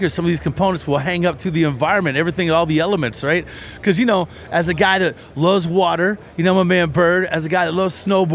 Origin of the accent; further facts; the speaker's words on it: Kentucky, United States; I'm from Kentucky